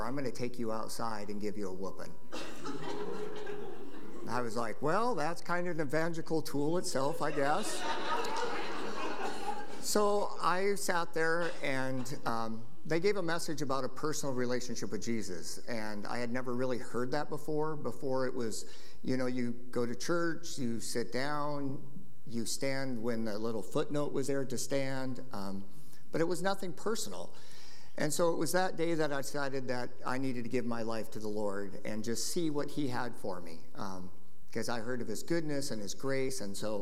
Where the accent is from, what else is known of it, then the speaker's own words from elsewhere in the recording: Lynden, Washington, United States; I was raised in Linden, went to church in Linden when I was a kid